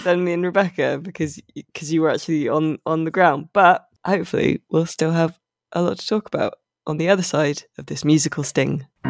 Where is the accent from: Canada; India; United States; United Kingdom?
United Kingdom; as a Brit